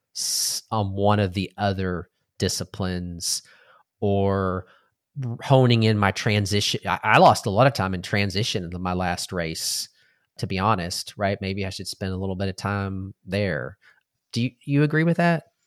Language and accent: English; Texas, United States; growing up in Texas, we were trained or, uh, you ate everything on your plate, right? That's just how we were raised